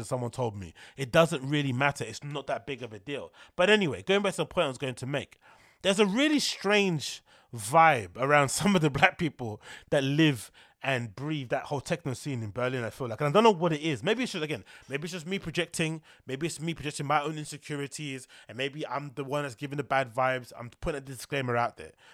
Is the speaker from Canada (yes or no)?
no; London, United Kingdom; being a Londoner